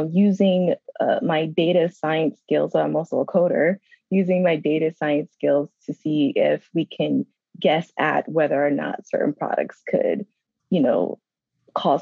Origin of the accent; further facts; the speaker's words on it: New York City, New York, United States; moved away as an adult; also born or lived in Georgia / North Carolina; I'm from Brooklyn, New York.